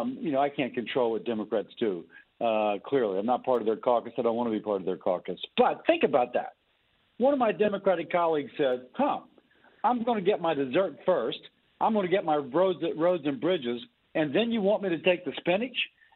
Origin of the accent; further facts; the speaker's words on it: Louisiana, United States; I'm from Louisiana.